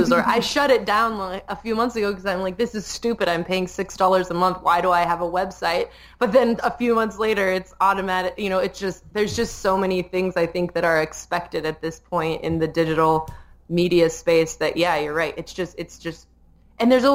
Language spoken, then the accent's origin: English; Colorado, United States; now in Las Vegas, United States; I grew up in Colorado